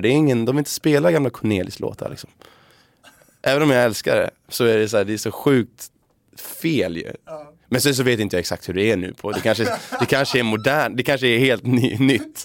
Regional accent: Sweden; vi svenskar

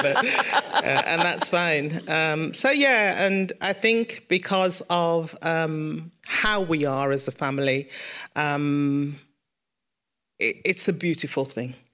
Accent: Birmingham, West Midlands, United Kingdom; I was born in Sorrento in Mosley, but we grew up in King's Heath.

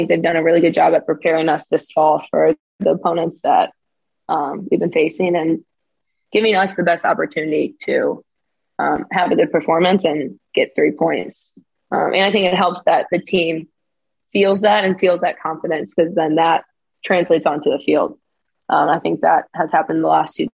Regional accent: United States; moved away as an adult; also born or lived in Texas; now in Örebro, Sweden; coming in as an American

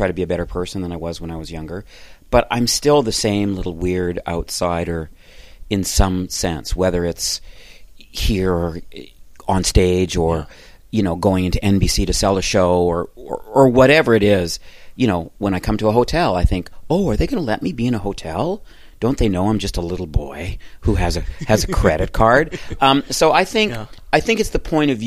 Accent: Calgary, Alberta, Canada; moved away; also born or lived in Toronto; I grew up in Calgary

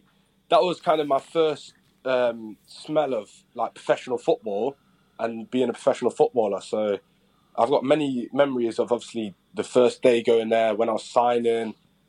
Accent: Derby, East Midlands, United Kingdom; I grew up in Derby, all around Derbyshire and Derby.

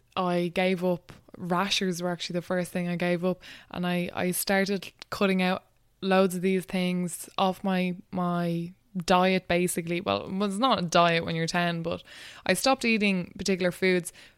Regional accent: Wexford, Leinster, Ireland; moved away as an adult; also born or lived in Dublin / Dundalk; I grew up in Wexford, That's where I went to school and everything

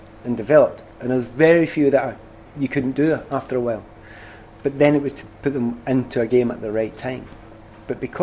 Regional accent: Glasgow, Scotland, United Kingdom; accent: Glasgow; moved away as an adult; also born or lived in London; my Glasgow accent

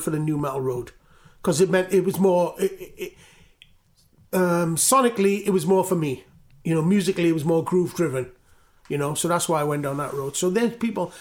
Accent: Newport, Wales, United Kingdom; I'm from Newport

